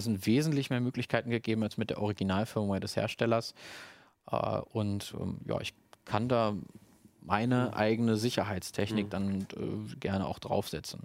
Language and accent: German; Germany; als Deutscher